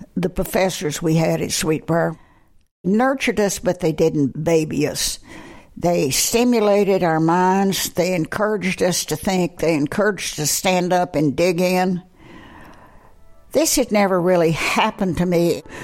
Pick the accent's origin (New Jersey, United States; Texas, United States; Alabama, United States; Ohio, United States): Texas, United States; Amarillo; moved away as an adult; also born or lived in New Mexico / Virginia; I was born in Central Texas as a Depression child, but I was taken to Amarillo at the age of six months, and that was where I was graduated